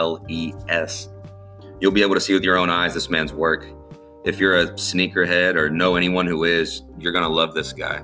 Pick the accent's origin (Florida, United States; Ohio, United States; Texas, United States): Texas, United States; Angleton; I grew up down here in Angleton